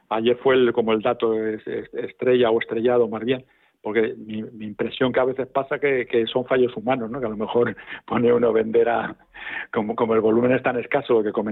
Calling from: Madrid, Community of Madrid, Spain; llamo de Madrid.

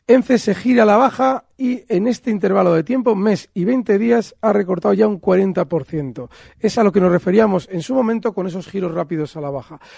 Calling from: Logroño, La Rioja, Spain; Buenos días, soy Jorge de Logroño. Mi pregunta es para Alberto Iturralde.

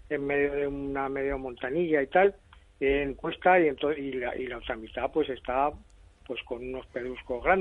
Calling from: Zaragoza, Aragon, Spain; Bueno, yo soy llamo de Valdefierro

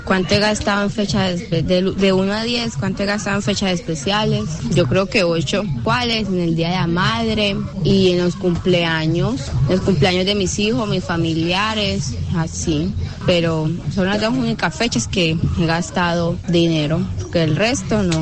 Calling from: Curulao, Antioquia, Colombia; de Curulao para participar en el tema de la papaya

